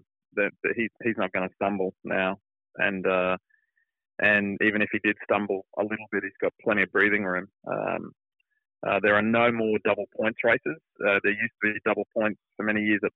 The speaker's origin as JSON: {"language": "English", "region": "Queensland", "country": "Australia", "tie": "born or raised there", "accent": "Australian", "moved": "as an adult", "lives_now": "United States", "said": "my home state of Queensland's"}